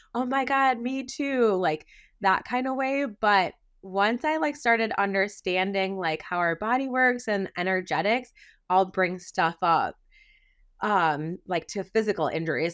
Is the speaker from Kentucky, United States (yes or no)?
no; Wisconsin, United States; I'm a Midwest gal, I was born and raised in Wisconsin